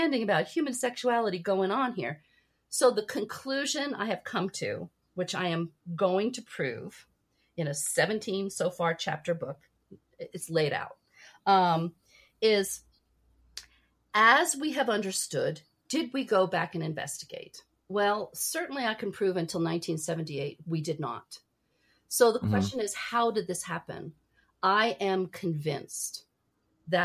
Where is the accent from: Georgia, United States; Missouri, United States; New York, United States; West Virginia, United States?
New York, United States; New York City; I was born in New York City